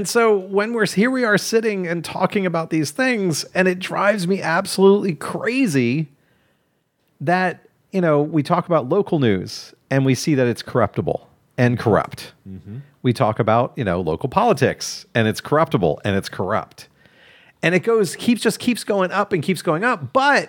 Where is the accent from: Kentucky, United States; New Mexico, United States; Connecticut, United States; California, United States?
Kentucky, United States; I'm from Kentucky.